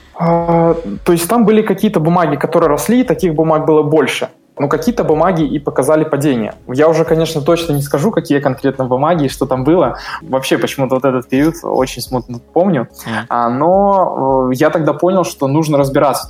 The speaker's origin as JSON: {"language": "Russian", "country": "Belarus", "also_born_or_lived": "Russia", "moved": "as an adult", "said": "я сам с Беларуси"}